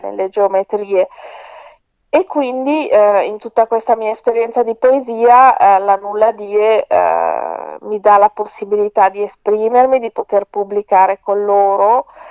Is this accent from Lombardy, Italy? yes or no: yes; Milan, Lombardy, Italy; io vivo a Milano, sono nata e cresciuta a Milano